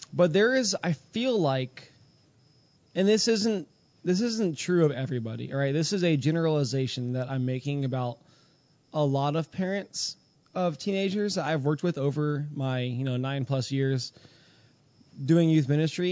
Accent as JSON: {"language": "English", "town": "Houston", "region": "Texas", "country": "United States", "tie": "born or raised there", "moved": "yes", "lives_now": "Pennsylvania, United States", "said": "I grew up in Houston"}